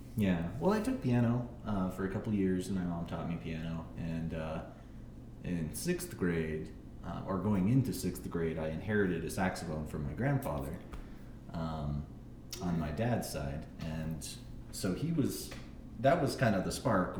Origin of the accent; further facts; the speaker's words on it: Littleton, Colorado, United States; also born or lived in Ann Arbor, Michigan / New Mexico; I come from pretty much Colorado. I moved here when I was six